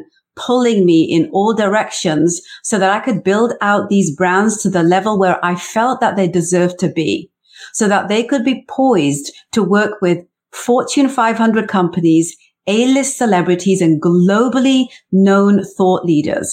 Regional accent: South Wales, United Kingdom; moved away as an adult; also born or lived in England; now in Canada; I was born in England in the 70s. I grew up in South Wales in the 80s. I had an arranged marriage that brought me to Canada in the early 90s.

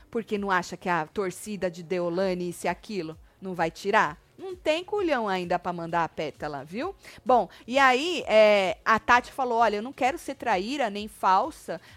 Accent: Natal, Rio Grande do Norte, Brazil; Sou de Natal, Rio Grande do Norte.

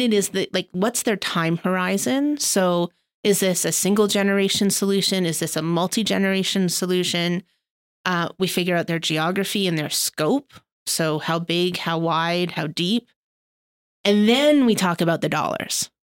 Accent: Canada; as Canadian philanthropists

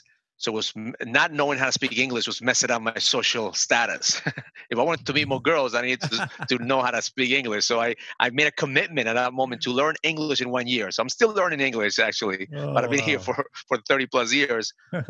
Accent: Bronx, New York, United States; So the first day I go in there and they asked me where I was from. And I said … from the Bronx.

